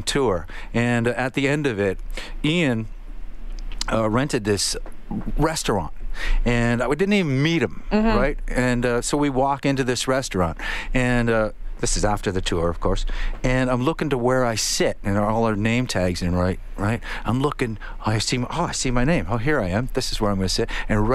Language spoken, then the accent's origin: English; Niagara Falls, Ontario, Canada; I born and raised in Niagara Falls, Ontario